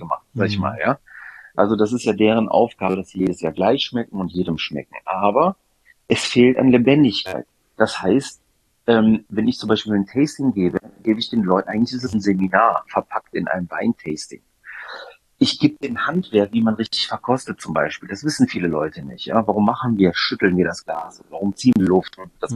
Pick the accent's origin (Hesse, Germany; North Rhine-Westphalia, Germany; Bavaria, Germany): North Rhine-Westphalia, Germany; Düsseldorf; In Düsseldorf aufgewachsen, aber habe griechische Wurzeln